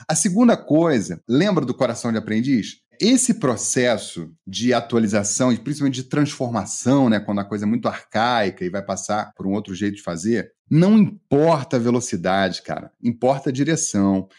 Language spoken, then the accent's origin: Portuguese; Rio de Janeiro, Brazil; now in Minas Gerais, Brazil; eu, moro em Minas há muito tempo, mas eu sou carioca